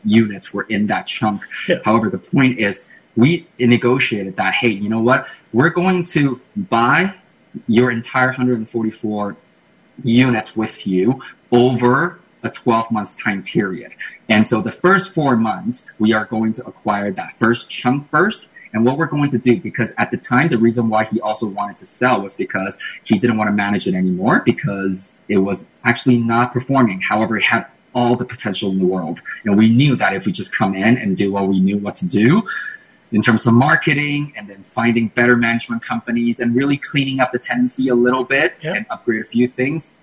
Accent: Taiwan; English is a second language; now in Canada; I'm from Asia originally, and I was born and raised in Taiwan.

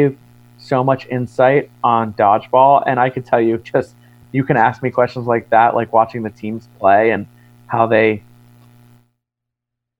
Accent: Florida, United States; I grew up in Florida

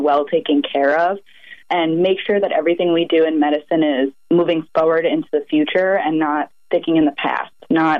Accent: North Babylon, New York, United States; also born or lived in Grenada; I was born and raised here on Long Island in North Babylon.

